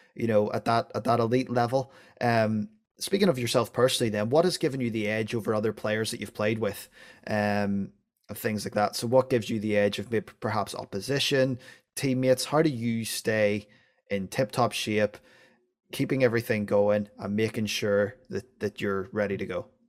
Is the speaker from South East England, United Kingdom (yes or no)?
no; Northern Irish, Northern Ireland, United Kingdom; being Northern Irish